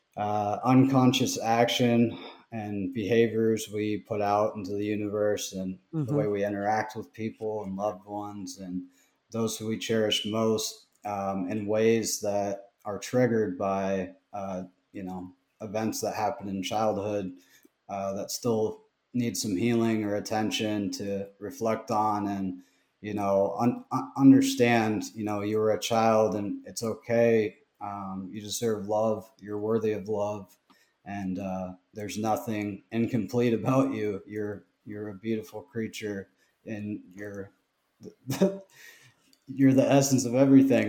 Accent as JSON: {"language": "English", "town": "Fremont", "region": "Nebraska", "country": "United States", "tie": "born or raised there", "said": "I'm from Fremont, which is, it's probably a town of 25,000."}